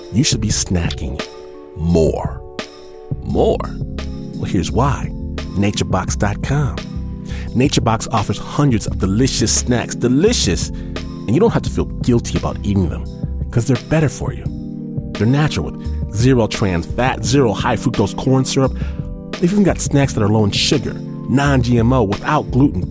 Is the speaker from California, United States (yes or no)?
no; Detroit, Michigan, United States; the place of my birth, Detroit, Michigan